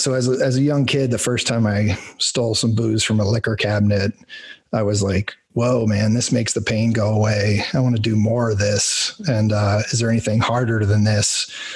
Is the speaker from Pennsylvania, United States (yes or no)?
yes; rural Pennsylvania, United States; I grew up in like rural Pennsylvania farmland